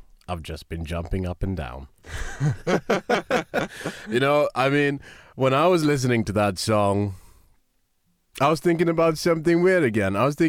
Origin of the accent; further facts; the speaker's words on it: Kenya; I'm from Kenya